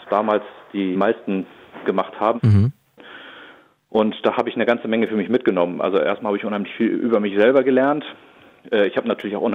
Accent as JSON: {"language": "German", "region": "Schleswig-Holstein", "country": "Germany", "said": "Ich bin äh, 39 Jahre alt. Ich komme aus Schleswig-Holstein in der Nähe von Neumünster, einem kleinen Dorf"}